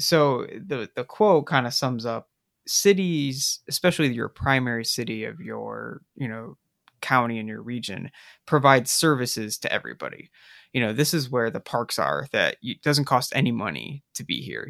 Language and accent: English; South Bend, Indiana, United States; growing up in the nineties in South Bend